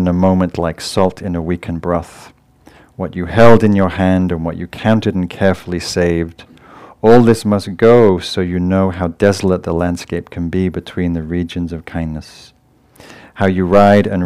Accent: England, United Kingdom; moved away; I'm from England, my family's in England

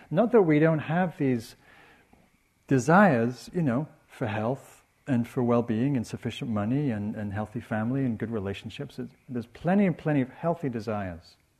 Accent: England, United Kingdom; I'm English

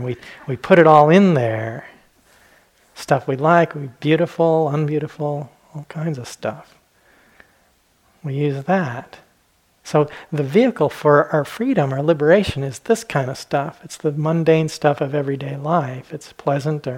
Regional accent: Southwest, United States; when I was a kid, I grew up in the Southwest

